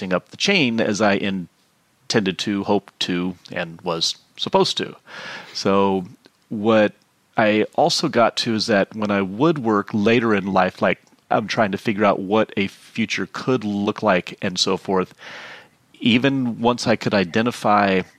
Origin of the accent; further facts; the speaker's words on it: Houston, Texas, United States; I grew up in Houston, as I like to joke, the biggest city in the country no one cares about.